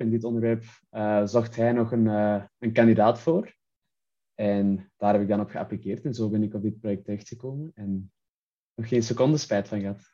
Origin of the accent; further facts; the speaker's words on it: Antwerp, Flanders, Belgium; Ik kwam uit Antwerpen in België. Ik heb daar ook gestudeerd